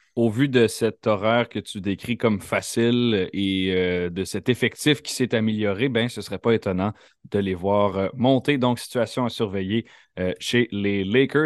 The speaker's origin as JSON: {"language": "French", "area": "near Montreal", "region": "Quebec", "country": "Canada", "tie": "born or raised there", "said": "J'ai grandi près de Montréal."}